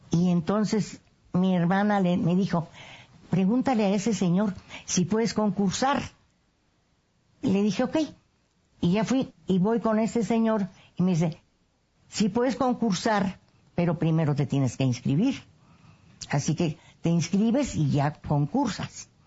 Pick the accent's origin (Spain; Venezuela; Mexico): Mexico; Cárdenas, San Luis Potosí; Tengo 91 años. … Nací en Cárdenas, San Luis Potosí. Es un lugar de, de ferrocarril importante.